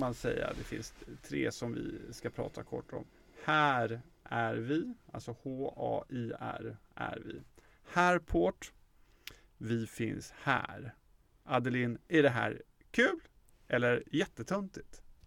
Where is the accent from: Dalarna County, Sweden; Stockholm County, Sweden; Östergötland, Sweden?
Östergötland, Sweden; Motala; Jag är ju från Motala